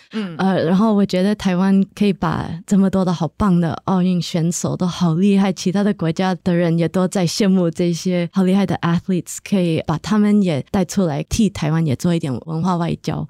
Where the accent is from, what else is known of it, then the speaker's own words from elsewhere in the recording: New Jersey, United States; also born or lived in New York; 在我长大的地方，在纽泽西